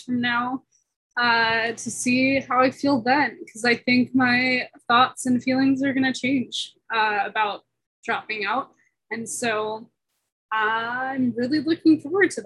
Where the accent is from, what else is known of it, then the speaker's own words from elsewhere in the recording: San Diego, California, United States; moved away as an adult; now in Boulder, United States; I'm originally from San Diego, California, but I'm currently living in Boulder, Colorado as a student